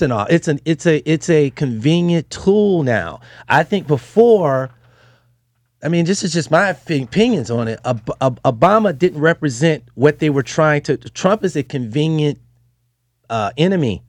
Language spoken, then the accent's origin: English; Detroit, Michigan, United States; I'm from Detroit